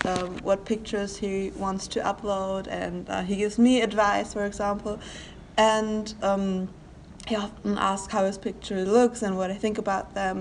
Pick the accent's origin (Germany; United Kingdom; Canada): Germany; I'm 17 and I'm from Germany.